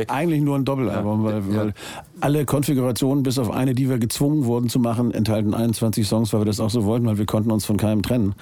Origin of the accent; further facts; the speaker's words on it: Hamburg, Germany; Ich bin Hamburger.